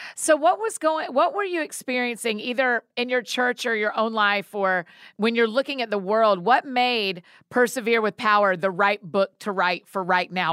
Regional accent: Georgia, United States; now in Nashville, United States; I grew up in Georgia

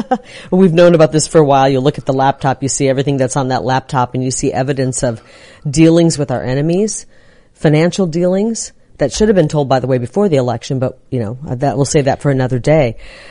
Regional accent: Iowa, United States; now in Arizona, United States; I'm from Iowa, which is an agriculture state originally.

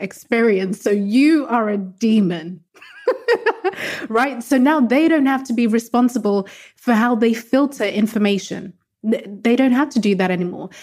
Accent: Zimbabwe; Growing up in a very conservative household, so I'm from Zimbabwe in Southern Africa, very conservative culture.

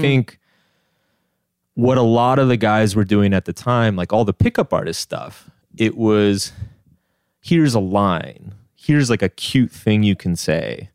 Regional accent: Austin, Texas, United States; now in New York, United States; I grew up in Austin, Texas

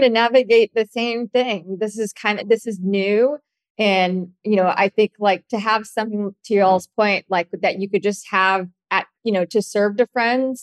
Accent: San Diego, California, United States; moved away as an adult; also born or lived in Los Angeles, United States; now in Dallas, United States; I grew up in San Diego

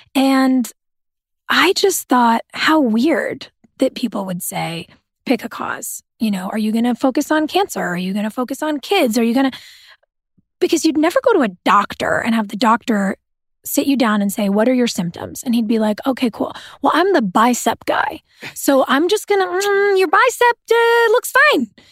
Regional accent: Southern California, United States; I grew up in Southern California

